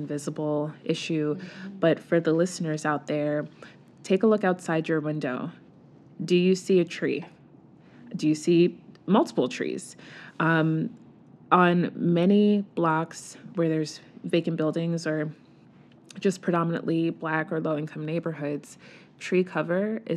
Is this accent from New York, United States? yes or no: yes; New York City, New York, United States; moved away as an adult; also born or lived in New Rochelle, New York; now in Baltimore, United States; I was born and raised in the Bronx